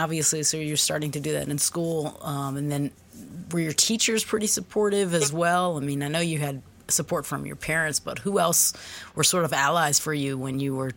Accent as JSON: {"language": "English", "region": "Dubai", "country": "United Arab Emirates", "tie": "born or raised there", "moved": "yes", "said": "I grew up in Dubai."}